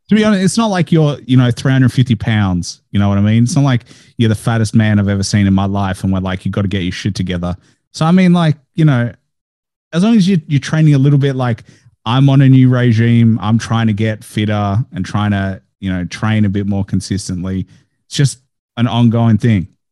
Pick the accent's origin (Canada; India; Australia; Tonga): Australia; Melbourne, Victoria; I was born in Australia. I'm first generation